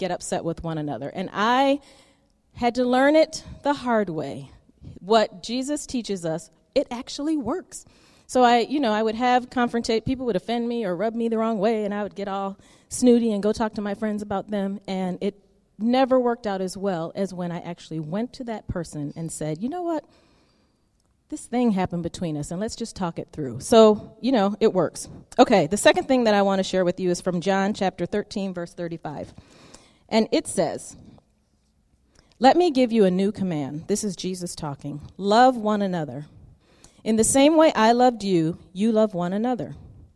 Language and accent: English; United States; American people